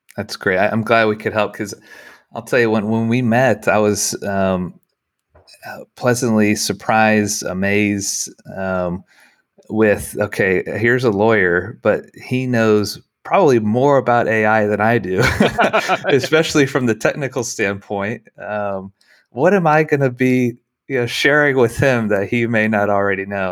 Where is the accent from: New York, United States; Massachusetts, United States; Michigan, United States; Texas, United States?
Texas, United States; Dallas; I'm from Dallas